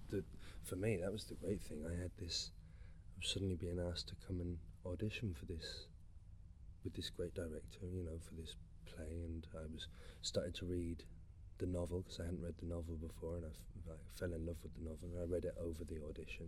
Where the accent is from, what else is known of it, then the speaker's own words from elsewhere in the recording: England, United Kingdom; I grew up in England, but I've got, you know, like a lot of people, I've got my own personal ties with this country